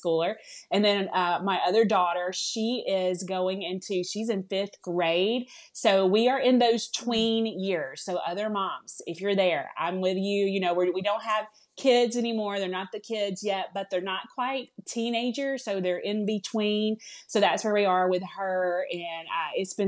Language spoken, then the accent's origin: English; the South, United States; accent: southern; now in Alabama, United States; you all may hear it a little bit in my voice, I'm from the South. I live here in Alabama.